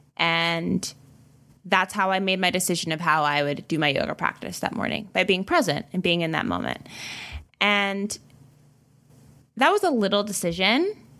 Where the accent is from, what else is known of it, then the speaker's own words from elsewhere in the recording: the South, United States; I'm from the South, so we speak to strangers here.